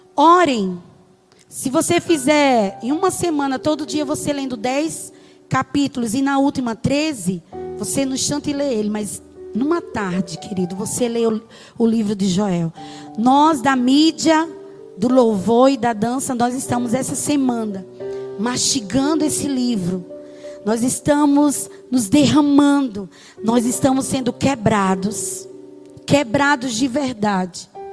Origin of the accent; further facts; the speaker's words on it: Brazil; como brasileiros